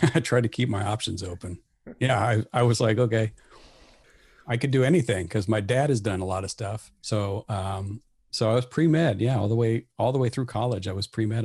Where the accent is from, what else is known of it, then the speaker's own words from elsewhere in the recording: Bellevue, Nebraska, United States; also born or lived in Saint Cloud, Minnesota; We ended up in Bellevue, Nebraska, which is the home of Strategic Air Command, when I was four. So that's actually where I ended up growing up all the way through high school.